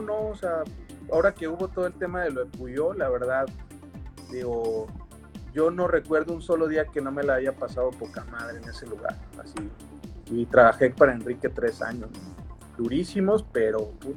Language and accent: Spanish; Mexico City, Mexico; Super chilango, allá del sur, yo, yo vivía allá por el Estadio Azteca